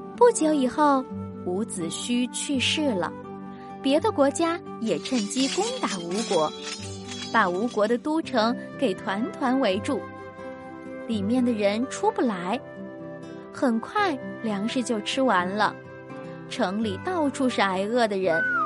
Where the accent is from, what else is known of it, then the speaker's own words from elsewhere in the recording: China; 年糕在我们中国人心里还有美好的寓意呢